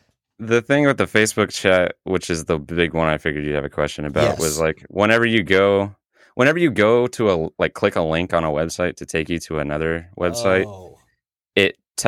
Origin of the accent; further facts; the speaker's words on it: Midwest, United States; I am from the Midwest. I am not from Illinois.